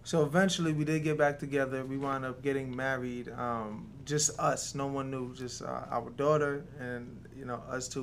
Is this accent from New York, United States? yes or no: yes; New York City, New York, United States; also born or lived in Jamaica; now in Georgia, United States; Originally, I'm from uh, Jamaica, but I grew up in New York City. Yeah, I spent most of my years in New York City